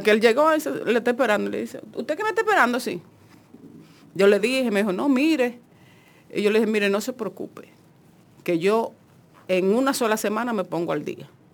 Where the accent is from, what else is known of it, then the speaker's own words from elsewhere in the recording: Monte Plata, Dominican Republic; yo vengo de Monteplata